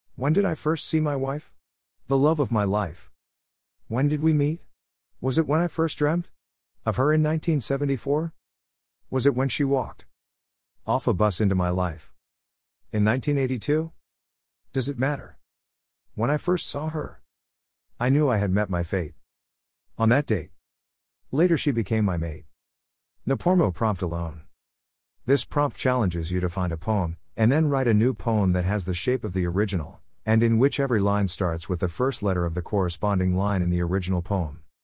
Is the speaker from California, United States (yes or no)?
yes; Berkeley, California, United States; In Berkeley, my hometown.